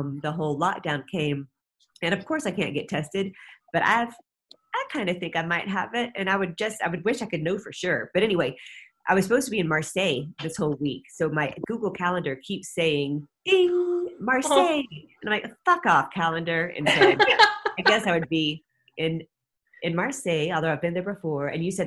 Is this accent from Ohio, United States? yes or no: no; Atlanta, Georgia, United States; I grew up in Atlanta during the time of the Atlanta child murders.